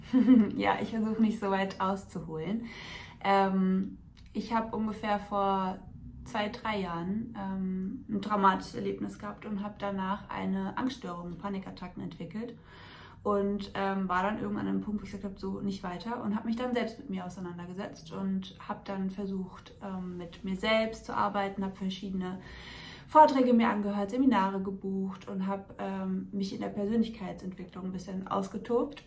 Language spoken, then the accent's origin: German; a small village near Frankfurt, Hesse, Germany; komme hier aus Frankfurt in der Nähe, aus einem kleinen Dorf.